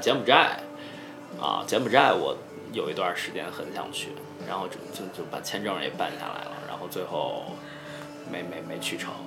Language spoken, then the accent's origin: Chinese; Henan, China; moved away; also born or lived in Singapore; 我是河南省的